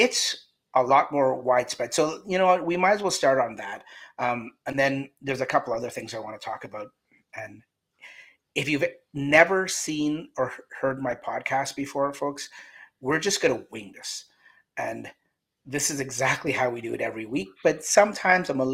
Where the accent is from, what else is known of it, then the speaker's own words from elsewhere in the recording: Canada; The whole panel, including myself, we're all Canadian